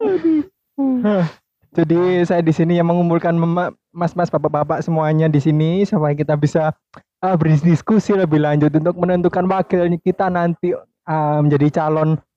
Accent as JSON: {"language": "Indonesian", "region": "Central Java", "country": "Indonesia", "said": "kebetulan saya datang dari Jawa Tengah, London."}